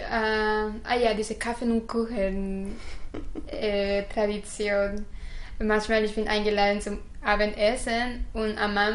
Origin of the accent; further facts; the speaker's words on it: Guadalajara, Jalisco, Mexico; first language Spanish; German is a second language; Guadalajara, Mexiko.